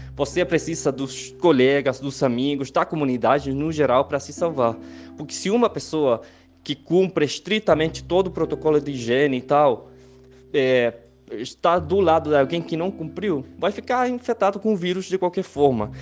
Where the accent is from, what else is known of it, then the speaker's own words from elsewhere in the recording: Chile; Portuguese is a second language; also born or lived in Santiago, Chile; eu sou chileno, moro em Santiago do Chile